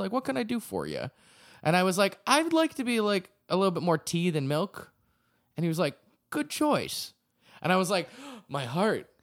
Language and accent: English; Acton, Massachusetts, United States; my hometown Acton, Massachusetts